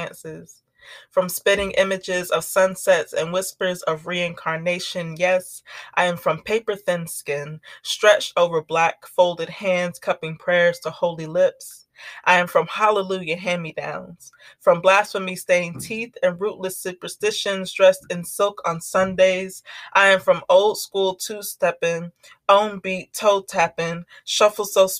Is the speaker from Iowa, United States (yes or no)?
no; North Carolina, United States; now in Kentucky, United States; I'm originally from the Blue Ridge Mountains of Western North Carolina